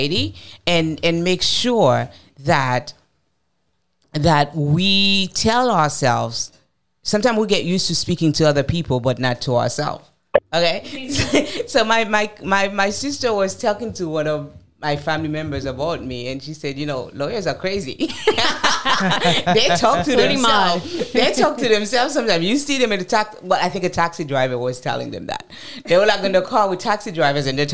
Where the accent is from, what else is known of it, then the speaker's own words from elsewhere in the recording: United States; I'm going to speak as an American.